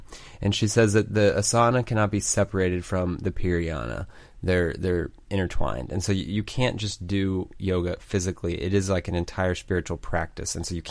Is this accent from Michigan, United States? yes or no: yes; Michigan, United States; I'm from Michigan.